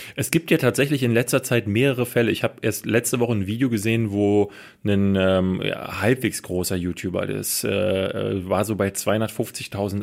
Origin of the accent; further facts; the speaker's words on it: Germany; bei uns in Deutschland